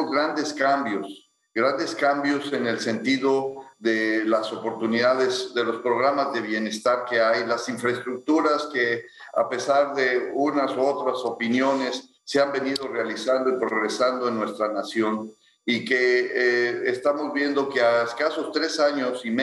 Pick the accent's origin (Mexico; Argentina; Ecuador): Mexico; Ciudad Victoria, Tamaulipas; born there; los dos nacimos en Ciudad Victoria